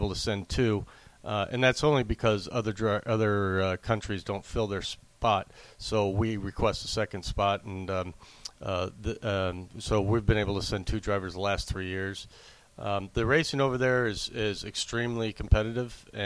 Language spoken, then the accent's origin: English; Southern California, United States; now in Las Vegas, United States; I grew up in Southern California, and then I've been living in Las Vegas since 84.